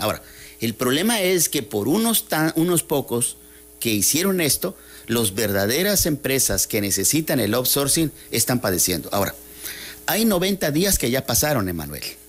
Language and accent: Spanish; Mexico; todos somos mexicanos